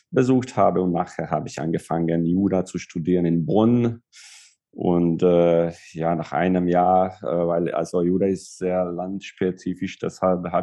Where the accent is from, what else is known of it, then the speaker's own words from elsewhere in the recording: Szeged, Csongrád-Csanád, Hungary; born there; first language Hungarian; German is a second language; Ich bin in Ungarn geboren, in Szeged. Äh, Szeged ist eine, eine Großstadt hier in Südungarn, neben der serbischen und rumänischen Grenze. Äh, meine Muttersprache ist äh, Ungarisch.